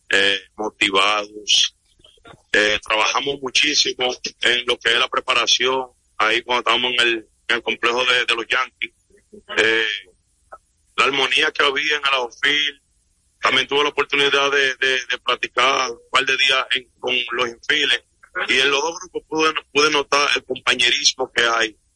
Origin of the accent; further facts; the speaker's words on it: La Vega, Dominican Republic; Yo lo que quiero, yo soy de La Vega y soy aguilucho de chiquitico.